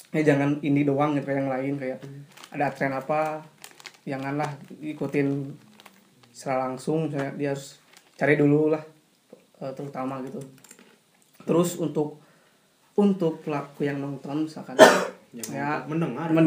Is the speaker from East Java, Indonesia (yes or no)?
no; Padang, West Sumatra, Indonesia; gua orang Padang balik-balik jadi main kundang